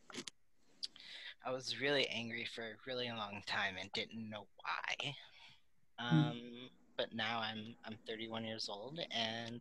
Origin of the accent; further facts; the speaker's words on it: United States; also born or lived in Louisiana; I'm from the States